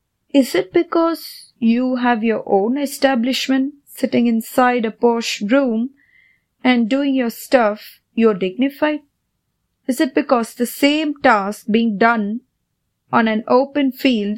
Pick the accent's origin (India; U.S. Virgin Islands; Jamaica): India; Growing up in India